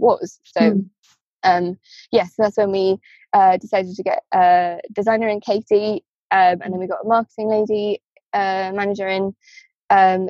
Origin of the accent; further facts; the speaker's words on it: Wales, United Kingdom; moved away; I'm from Wales